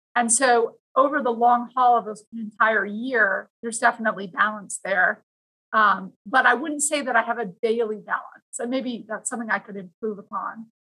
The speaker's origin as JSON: {"language": "English", "town": "Vancouver", "region": "British Columbia", "country": "Canada", "tie": "born or raised there", "moved": "yes", "lives_now": "Virginia, United States", "said": "I grew up in Vancouver, Canada, which is a beautiful place"}